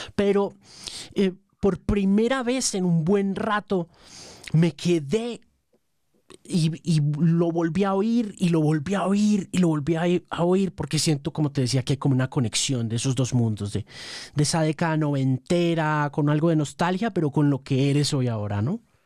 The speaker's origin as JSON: {"language": "Spanish", "country": "Colombia", "said": "yo soy periodista colombiano"}